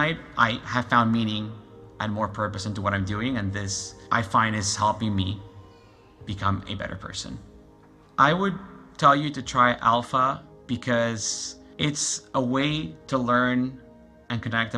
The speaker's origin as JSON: {"language": "English", "region": "Lima", "country": "Peru", "moved": "as an adult", "lives_now": "Canada", "said": "I'm from Lima, Peru. I've been in Canada for a little over 12 years now."}